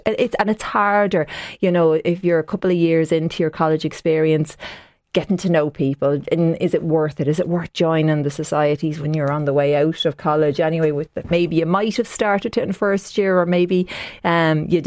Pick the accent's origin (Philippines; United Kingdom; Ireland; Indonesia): Ireland; Tallaght, Leinster; I'm from Tallaght originally